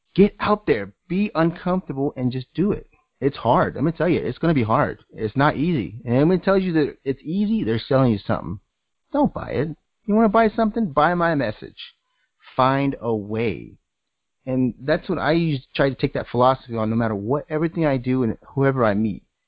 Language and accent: English; United States; I'm American